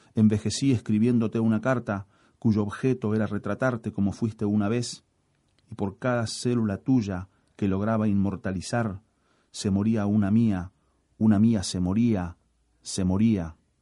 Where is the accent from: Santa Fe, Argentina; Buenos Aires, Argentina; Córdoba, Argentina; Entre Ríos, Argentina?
Santa Fe, Argentina; Rosario; nací en Rosario, tengo 54 años